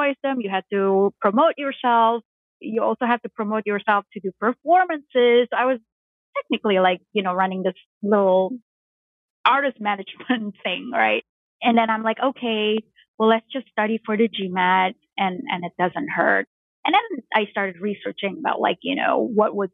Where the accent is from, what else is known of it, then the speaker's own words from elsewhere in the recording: Jakarta, Indonesia; I grew up in Jakarta, Indonesia